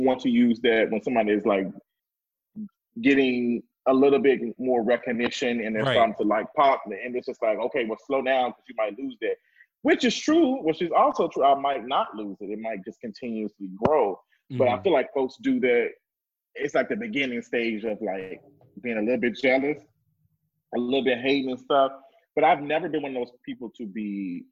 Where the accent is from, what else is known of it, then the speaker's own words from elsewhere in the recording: Memphis, Tennessee, United States; moved away as an adult; now in Atlanta, United States; I grew up in Memphis, Tennessee. I'm born and raised there all of my life. I moved to Atlanta